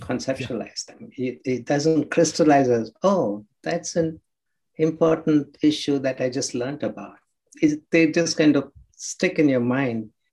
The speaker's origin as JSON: {"language": "English", "area": "Krishna district", "region": "Andhra Pradesh", "country": "India", "tie": "born or raised there", "said": "I was actually born in uh, a small village um, in Andhra Pradesh on the coast in the district called Krishna district"}